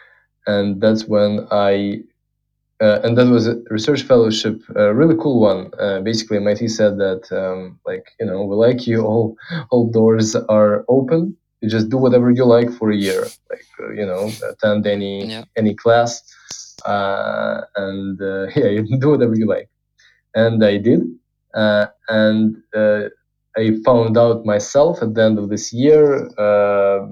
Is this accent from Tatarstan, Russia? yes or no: no; Moscow, Russia; I was born in Russia, in Moscow